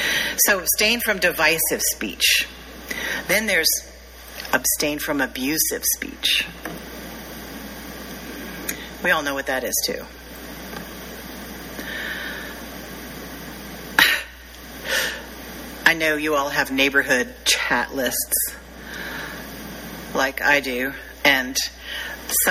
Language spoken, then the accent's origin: English; the South, United States; I'm from the South